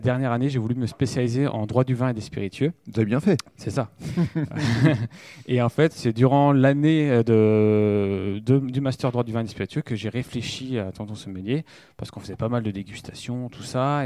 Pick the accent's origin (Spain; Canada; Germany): Germany; now in Reims, France; je suis né en Allemagne